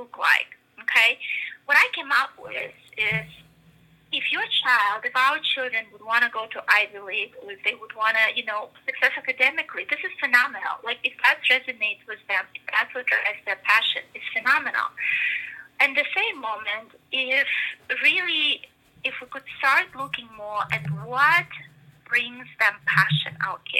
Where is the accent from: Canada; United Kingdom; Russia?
Russia; moved away; I come from Russia, right, originally. And so I came, I guess, with this big, and I grew up during the communist Russia